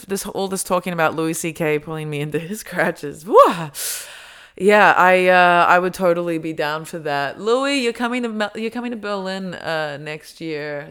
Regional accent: Australia; accent: Australian; moved away; my Australian accent comes out a lot stronger

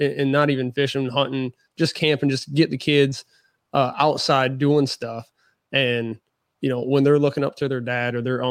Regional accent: Michigan, United States; now in Siler City, United States; Even though I grew up in Michigan

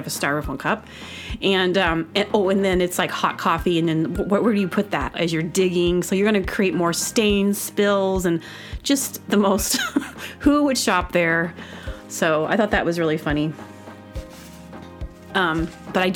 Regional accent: Booneville, Arkansas, United States; accent: Southern; I was born in Arkansas, a little teeny town called Boonville

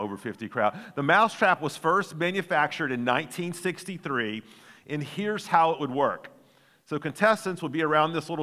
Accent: Chattanooga, Tennessee, United States; growing up in Chattanooga

